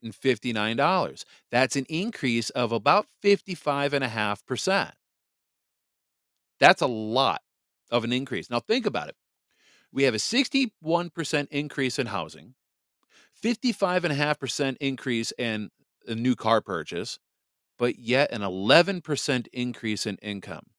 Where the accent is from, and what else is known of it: Michigan, United States; born or raised there